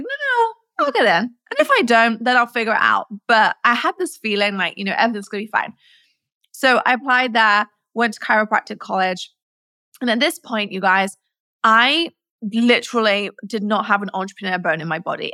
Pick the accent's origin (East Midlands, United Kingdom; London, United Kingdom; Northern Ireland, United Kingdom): East Midlands, United Kingdom; Nottingham; I was born in England, in Nottingham, where Robin Hood's from.